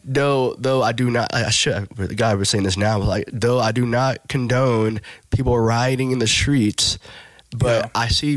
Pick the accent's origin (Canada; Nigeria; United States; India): Nigeria; Like, man, I'm glad that I'm Nigerian, and because Nigerian people is dope.